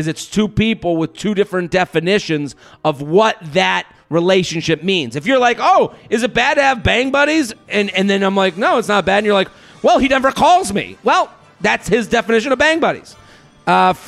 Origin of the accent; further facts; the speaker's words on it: United States; I'm an American